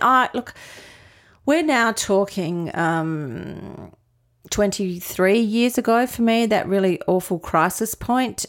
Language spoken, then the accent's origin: English; Adelaide, South Australia, Australia; moved away as an adult; also born or lived in Melbourne / Sydney; in Adelaide, so born and bred here